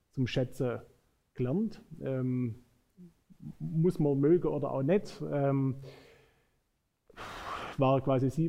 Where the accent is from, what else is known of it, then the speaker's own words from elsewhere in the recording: Ferndau, Germany; ja, ja, mögen auch schöne Landkreise sein, aber äh, ich bin hier verwurzelt. Ähm, meine Frau kommt aus Uinge, äh, ich komme aus Ferndau